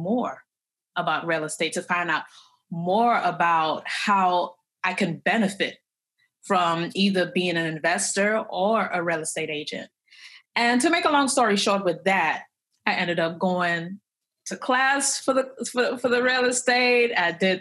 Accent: Trinidad & Tobago; moved away as an adult; now in United States; I came from Trinidad and Tobago. That's where I was born. That's where I was raised up until high school, graduated, moved to the United States

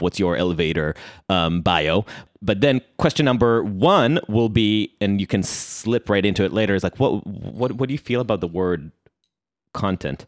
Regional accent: Israel; accent: Israeli; now in New York City, United States; the flavor that you heard in my accent, that's because I'm Israeli.

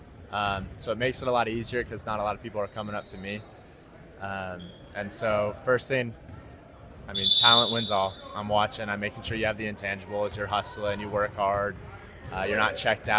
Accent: Salt Lake City, Utah, United States; also born or lived in San Diego, California; I grew up in Salt Lake. I went to Juan Diego High School

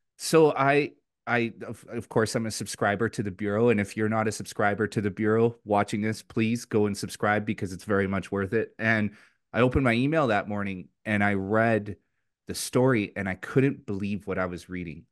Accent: Richmond, British Columbia, Canada; also born or lived in Vancouver; in my community where I grew up in Richmond

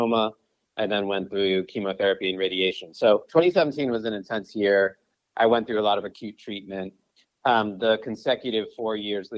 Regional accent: Brookline, Massachusetts, United States; now in Los Angeles, United States; I live in LA, but I'm originally from Brookline, Massachusetts. So I'm a New England guy.

